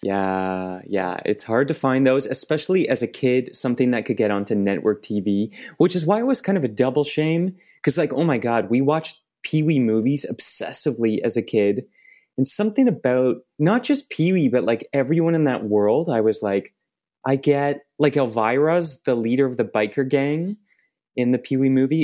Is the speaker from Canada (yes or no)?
yes; Oakville, Ontario, Canada; I grew up in Oakville, uh, another suburb in the periphery of Toronto.